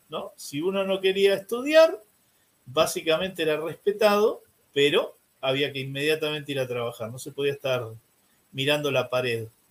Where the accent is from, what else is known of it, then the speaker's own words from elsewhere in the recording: San Isidro, Buenos Aires Province, Argentina; soy nacido y criado en San Isidro, que es una ciudad que está al norte de Buenos Aires